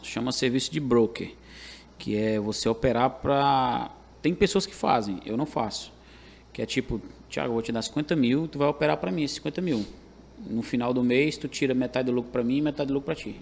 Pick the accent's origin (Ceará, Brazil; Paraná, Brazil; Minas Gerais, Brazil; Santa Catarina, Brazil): Ceará, Brazil; Caucaia; moved away as an adult; now in Fortaleza, Brazil; Onde eu cresci, né? Tive minha infância, adolescência, na, no saudoso bairro da Jurema